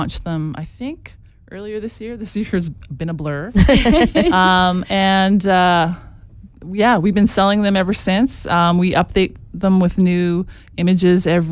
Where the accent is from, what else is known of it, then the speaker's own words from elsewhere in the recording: Edmonton, Alberta, Canada; we're from Edmonton